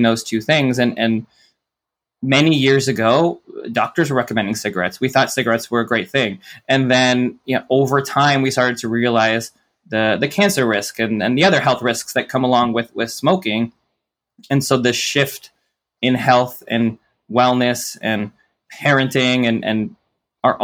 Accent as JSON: {"language": "English", "town": "Toronto", "region": "Ontario", "country": "Canada", "tie": "born or raised there", "said": "I grew up in Toronto"}